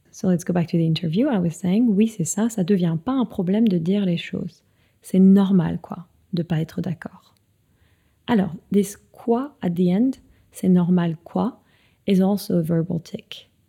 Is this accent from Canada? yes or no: no; France; c'est un peu le truc dont on est fier en tant que Français